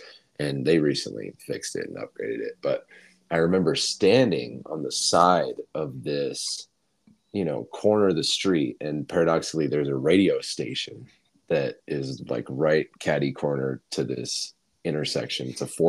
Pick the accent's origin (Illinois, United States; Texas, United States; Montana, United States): Montana, United States; Bozeman; born there; I was born in Bozeman, Montana, in 1995 in January